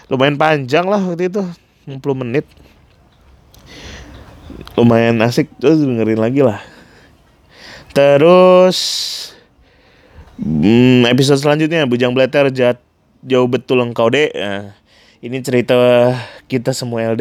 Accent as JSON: {"language": "Indonesian", "town": "Pontianak", "region": "West Kalimantan", "country": "Indonesia", "tie": "born or raised there", "said": "pengalaman kita dari kecil sampai besar tinggal di Pontianak dipengaruhi sama musik apa terutama musik yang kita dengar dari kampung halaman kita sendiri"}